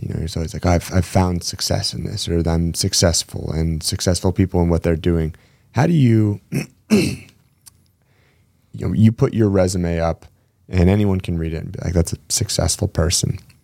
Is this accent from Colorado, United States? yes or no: no; Spokane, Washington, United States; now in Gig Harbor, United States; we grew up together in Spokane before I moved over to the gig harbor side